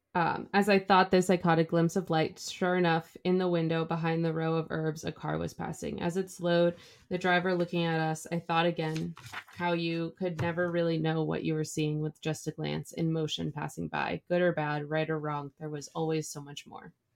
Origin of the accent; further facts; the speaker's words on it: Midwest, United States; from the Midwest